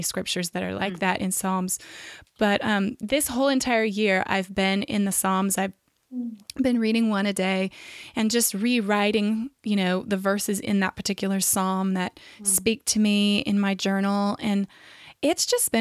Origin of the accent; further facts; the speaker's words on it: Central Valley of California, United States; I grew up in the Central Valley of California